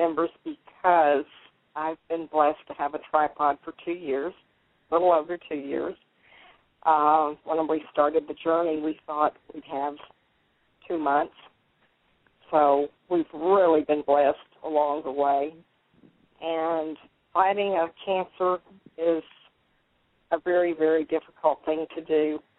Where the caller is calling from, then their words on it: Orange, Texas, United States; Well, I'm in the beautiful town of Orange, Texas, enjoying